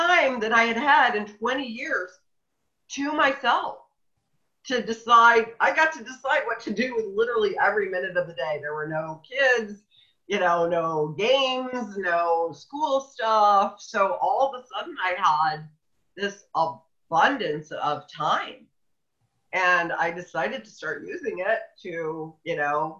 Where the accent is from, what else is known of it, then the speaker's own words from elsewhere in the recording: central Illinois, United States; moved away as an adult; now in Oregon, United States; I was in central Illinois